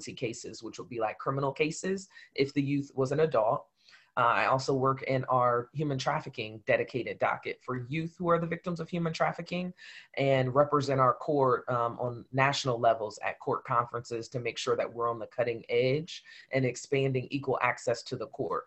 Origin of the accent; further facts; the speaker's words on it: Columbus, Ohio, United States; I am from Columbus, Ohio, born and raised here.